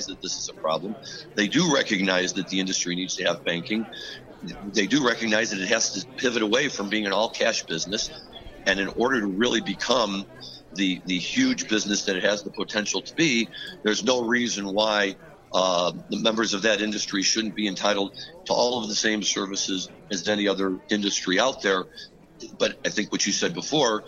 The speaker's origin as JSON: {"language": "English", "region": "Missouri", "country": "United States", "tie": "born or raised there", "said": "my home state"}